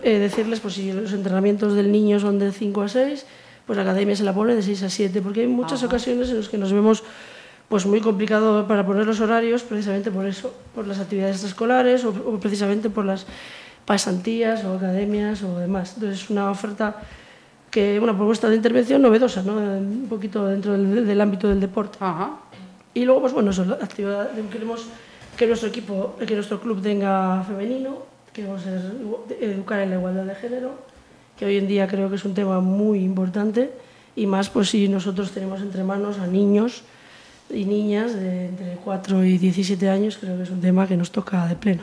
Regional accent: Biscay, Basque Country, Spain; now in Pontevedra, Spain; yo soy de Vizcaya

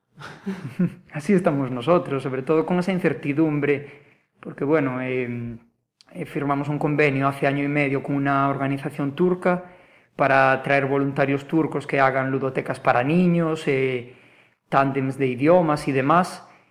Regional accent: Vilagarcía de Arousa, Galicia, Spain; also born or lived in Málaga; mi pueblo, para Vila García

